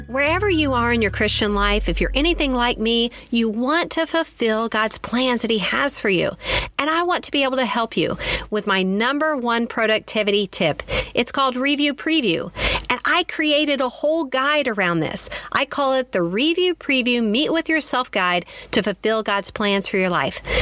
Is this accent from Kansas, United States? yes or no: yes; Kansas, United States; also born or lived in Texas; I grew up on a farm in Kansas. I grew up in Texas and then we moved to a farm